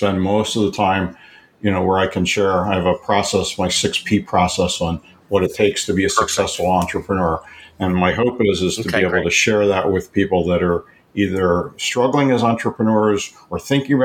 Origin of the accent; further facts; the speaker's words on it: Levittown, Pennsylvania, United States; moved away as an adult; now in Arizona, United States; I was born and raised in Philadelphia area in Levittown, Pennsylvania